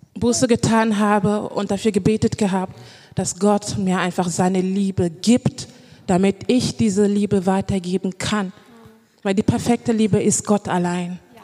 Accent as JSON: {"language": "German", "town": "Düren", "region": "North Rhine-Westphalia", "country": "Germany", "moved": "as an adult", "lives_now": "Cologne, Germany", "said": "ich bin eigentlich ähm, aus Düren. Ich habe da gelebt"}